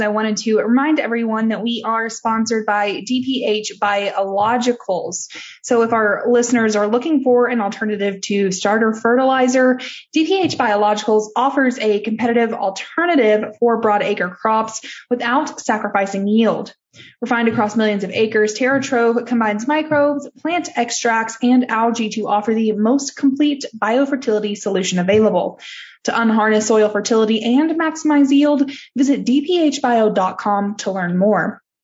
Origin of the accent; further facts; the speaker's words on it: Texas, United States; I'm from Texas